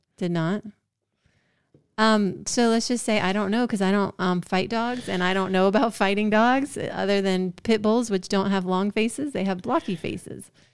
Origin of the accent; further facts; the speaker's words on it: Georgia, United States; I'm from Georgia